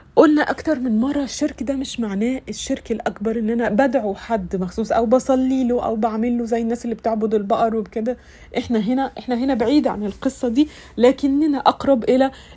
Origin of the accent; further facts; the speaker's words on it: Egypt; عندنا في مصر